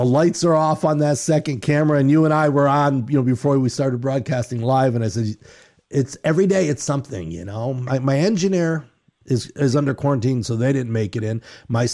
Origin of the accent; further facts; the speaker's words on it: New York, United States; moved away; I'm from New York.